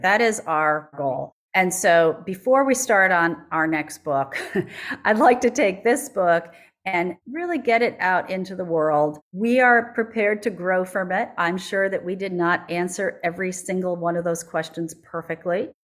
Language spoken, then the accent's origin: English; Minneapolis, Minnesota, United States; Minneapolis, which is my hometown